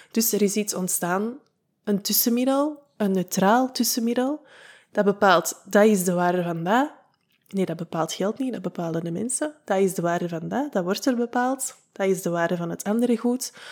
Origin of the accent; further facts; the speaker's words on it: United Kingdom; als Brit zijnde met de wijsheid die dat ik bezit